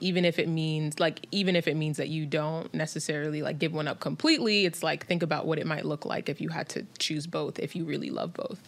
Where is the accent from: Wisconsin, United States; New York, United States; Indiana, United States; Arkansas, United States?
New York, United States; New York City; growing up in New York City.